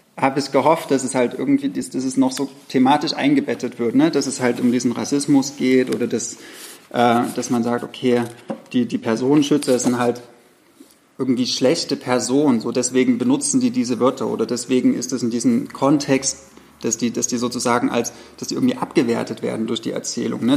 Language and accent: German; the provinces in the East, East Germany, Germany; ist mir so in der Provinz aufgewachsen